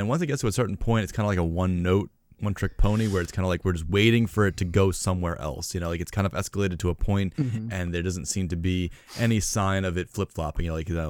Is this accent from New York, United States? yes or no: yes; New York, United States; I'm from the East Coast in New York